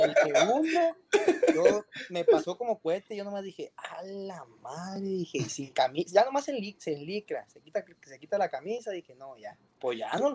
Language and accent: Spanish; Durango, Mexico; now in Monterrey, Mexico; Soy de Durango, de la Sierra de Durango, allá de Novidad Durango, donde, donde casi es así, así le dicen polvideal